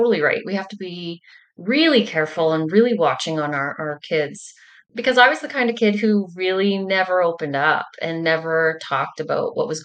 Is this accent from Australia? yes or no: no; Angusville, Manitoba, Canada; I am a farmer from Angusville, Manitoba.